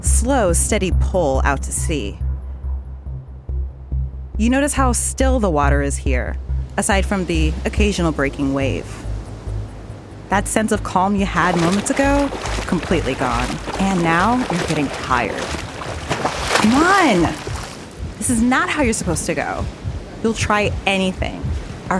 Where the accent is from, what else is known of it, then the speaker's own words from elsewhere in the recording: New Jersey, United States; now in Long Beach, United States; I'm from New Jersey